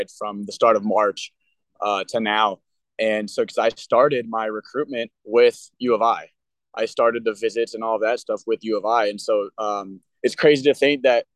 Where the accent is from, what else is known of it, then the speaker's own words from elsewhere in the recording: Illinois, United States; got an offer from the school that I would be able to represent my home state